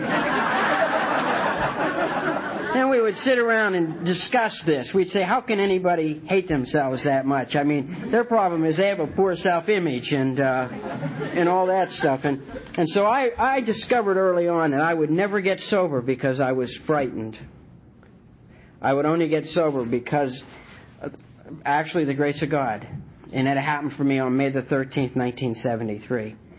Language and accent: English; Martins Ferry, Ohio, United States; moved away as an adult; also born or lived in North Carolina; now in Wilmington, United States; I'm from Ohio.